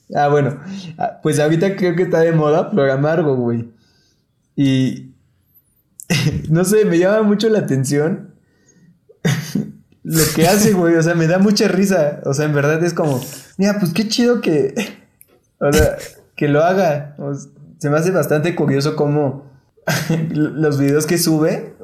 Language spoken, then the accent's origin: Spanish; Mexico; como mexicanos